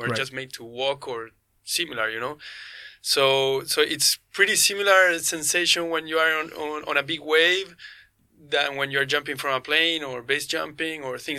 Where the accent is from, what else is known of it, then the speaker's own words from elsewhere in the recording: Chile; I'm a Chilean skydiver